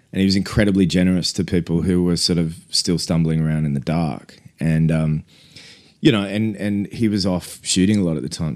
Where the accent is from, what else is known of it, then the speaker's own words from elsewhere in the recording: Australia; we're Australian